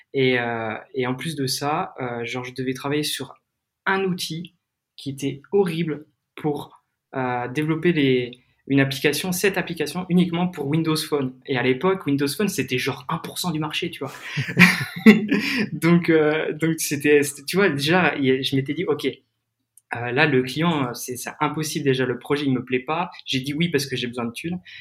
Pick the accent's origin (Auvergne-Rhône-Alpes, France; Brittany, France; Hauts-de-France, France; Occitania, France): Brittany, France; Crozon; moved away; also born or lived in Lyon; je suis de Bretagne et comme tu l'as peut-être dit, je suis de la région de Crozon